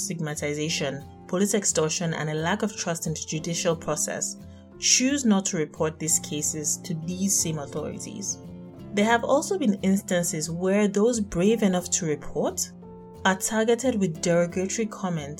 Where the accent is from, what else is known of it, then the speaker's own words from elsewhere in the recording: Nigeria; being Nigerian